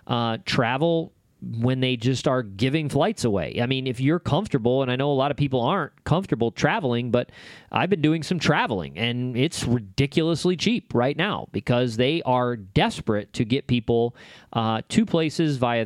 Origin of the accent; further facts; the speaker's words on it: Rochester, New York, United States; I'm from upstate New York. I'm from Rochester, New York, home of craziness.